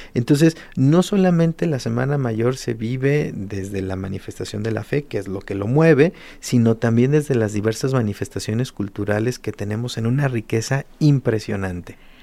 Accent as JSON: {"language": "Spanish", "town": "Guadalajara", "region": "Jalisco", "country": "Mexico", "said": "nos permiten a nosotros identificarnos como tapatíos y como habitantes de esta noble y leal ciudad de Guadalajara"}